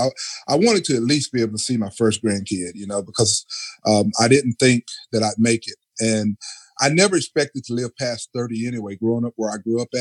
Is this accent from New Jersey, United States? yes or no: no; Texas, United States; I grew up in Texas because you know we're known for our barbecue